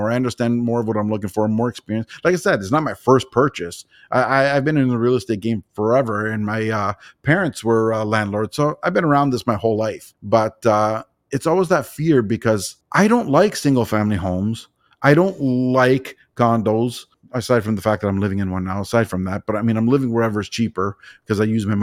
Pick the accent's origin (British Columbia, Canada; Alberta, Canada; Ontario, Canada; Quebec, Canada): Ontario, Canada; Toronto; I'm from Toronto, Ontario